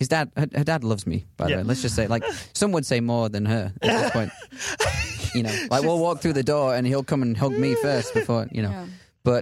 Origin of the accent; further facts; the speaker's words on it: England, United Kingdom; I don't. Yeah. I'm from England. Yeah.